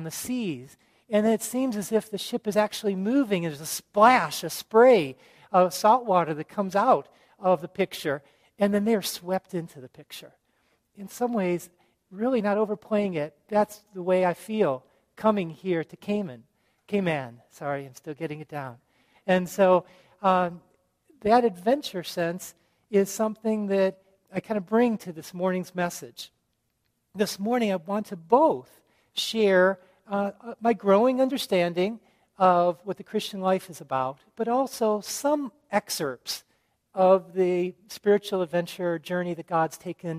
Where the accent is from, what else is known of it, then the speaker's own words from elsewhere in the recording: Chicago, Illinois, United States; also born or lived in Japan; I grew up in the Chicago suburbs